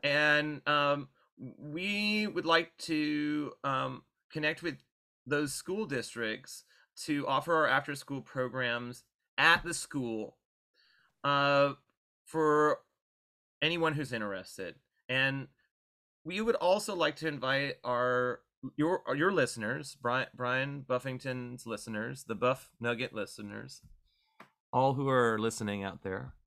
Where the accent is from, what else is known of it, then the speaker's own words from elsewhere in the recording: Orange County, California, United States; now in Bay Area, United States; I didn't have a nine two four Gilman where I grew up in Orange County